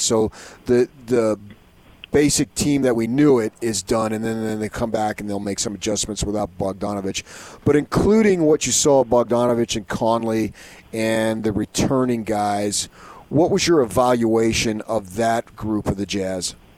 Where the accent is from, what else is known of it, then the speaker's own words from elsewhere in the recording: Arizona, United States; I'm from Arizona, so I know all about heat